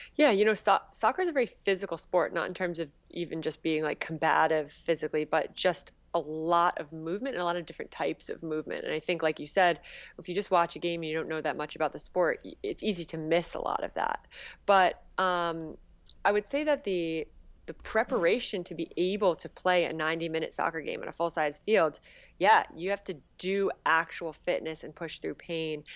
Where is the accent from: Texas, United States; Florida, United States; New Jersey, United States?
New Jersey, United States; Northern; Northern New Jersey